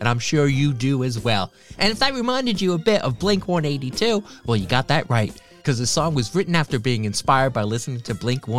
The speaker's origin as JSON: {"language": "English", "country": "United States", "accent": "American", "moved": "as an adult", "lives_now": "United Kingdom", "said": "if it sounds like I got an American accent, you know why? Well, I'm American. But I've been living in Britain now for over 20 years. That's why I've got such a Cockney accent."}